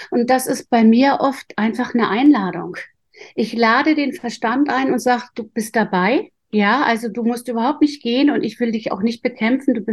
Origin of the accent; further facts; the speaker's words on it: Northern Germany, Germany; Ich komme aus Norddeutschland, da hieß das Gehstraße.